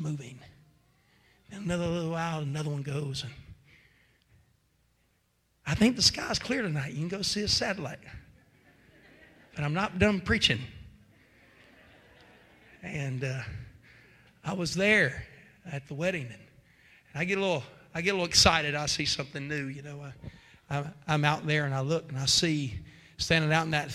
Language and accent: English; West Virginia, United States; I guess I'm from West Virginia.